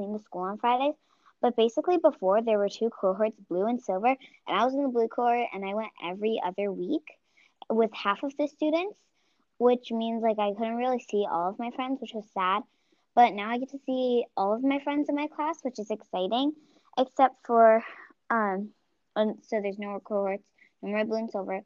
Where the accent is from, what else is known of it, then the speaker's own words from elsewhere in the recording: San Francisco, California, United States; I'm from San Francisco